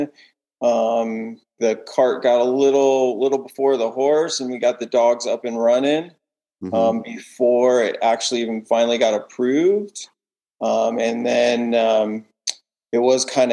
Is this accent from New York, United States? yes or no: no; San Jose, California, United States; I was born and raised in San Jose